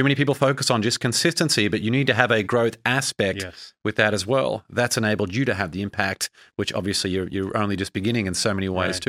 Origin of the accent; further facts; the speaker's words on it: Brisbane, Queensland, Australia; now in United States; I mean, I grew up in Brisbane, Australia, and I moved to America where I didn't know anyone and forged that career